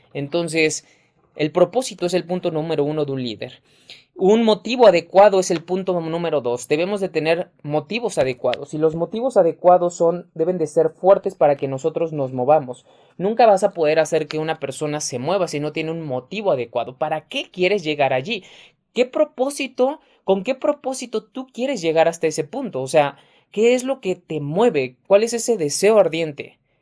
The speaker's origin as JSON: {"language": "Spanish", "country": "Mexico", "said": "mexicano, emprendedor y empresario"}